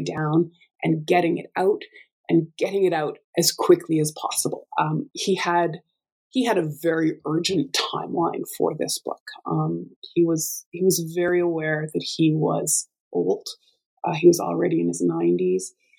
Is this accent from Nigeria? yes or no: no; Alberta, Canada; I'm from Alberta and I have the amazing fortune of uh, working at, uh, in the same place that I grew up